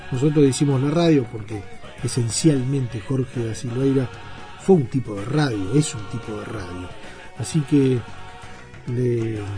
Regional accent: Uruguay; como futboleros que somos todos los uruguayos

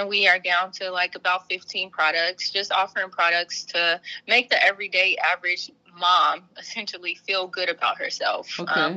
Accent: Trotwood, Ohio, United States; Being from Trotwood, was really no different because I grew up in Trotwood and Madison City School Districts

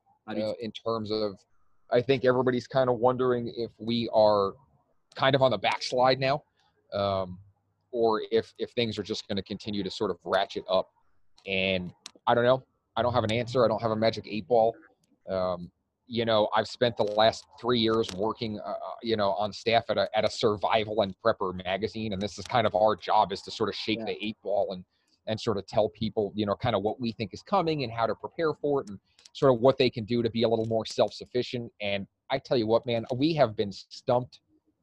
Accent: New York City, New York, United States; moved away as an adult; now in Arizona, United States; I was actually born and raised in New York City. Like I said, lived there until I graduated college.

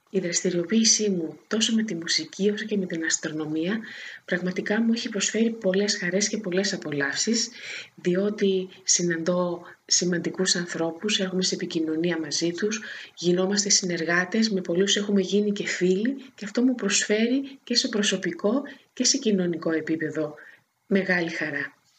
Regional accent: Corfu, Ionian Islands, Greece; also born or lived in Thessaloniki; now in Athens, Greece; το περιβάλλον που μεγάλωσα στην Κέρκυρα

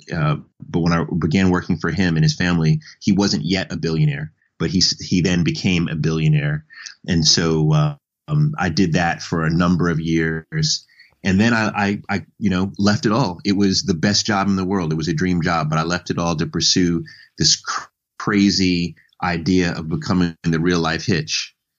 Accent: New York City, New York, United States; I was born in uh, Jamaica, Queens.

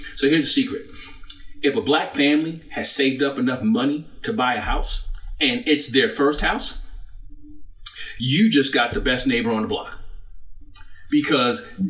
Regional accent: New York City, New York, United States; moved away; also born or lived in Florida; I'm from Brooklyn, New York.

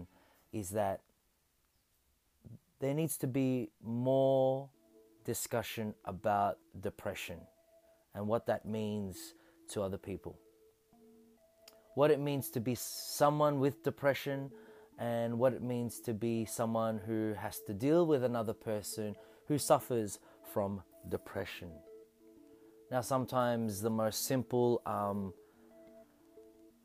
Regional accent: Australia; I'm a hyphenated Filipino-Australian

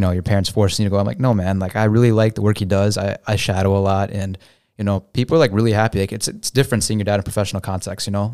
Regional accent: St. Charles, Illinois, United States; grew up in Saint Charles, you know, so it's super white

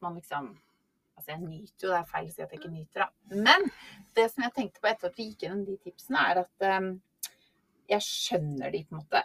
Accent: Norway; Som nordmann

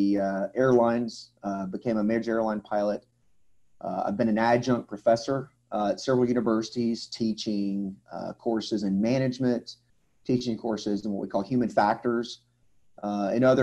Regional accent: Atlanta, Georgia, United States; moved away as an adult; I'm from the Atlanta, Georgia area in the southeast in the United States. I was actually born and raised in this area

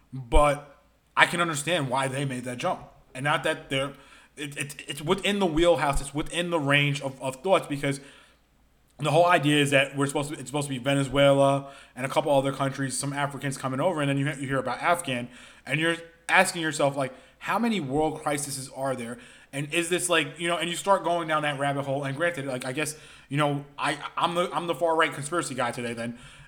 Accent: New York City, New York, United States; I grew up in South Brooklyn

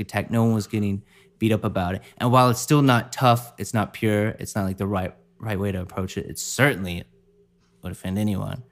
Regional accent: the South, United States; growing up in the South, like, in high school

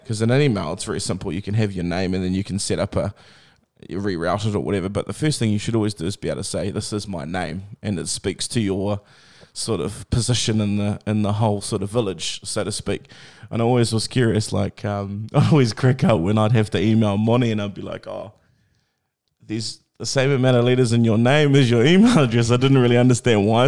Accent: Tokoroa, Waikato, New Zealand; I grew up in Tukwara, so it was the mill

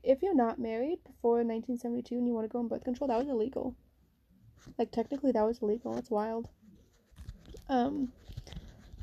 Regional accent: United States; moved away as an adult; now in Netherlands; I'm American

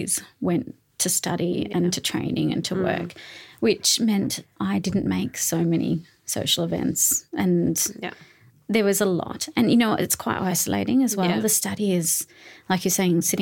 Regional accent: Australia; moved away as an adult; also born or lived in Newcastle, Australia; now in Sydney, Australia; I'm from, you know, a rural area.

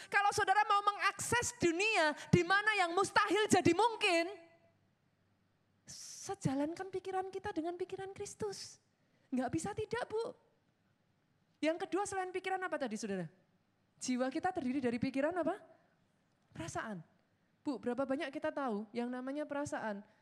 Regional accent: Surakarta, Central Java, Indonesia; Yang orang Solo ketawa, saudara saya orang Solo.

